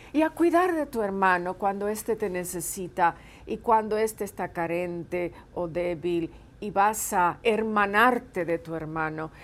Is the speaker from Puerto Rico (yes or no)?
yes; Puerto Rico; now in California, United States; tengo muchos lazos con mi, con mi isla, con mi país de origen.